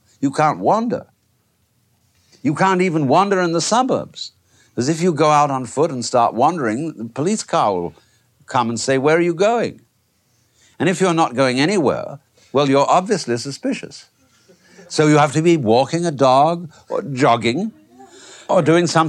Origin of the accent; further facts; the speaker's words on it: England, United Kingdom; moved away; I, being an Englishman by origin, I have been brought up to preserve fairly good manners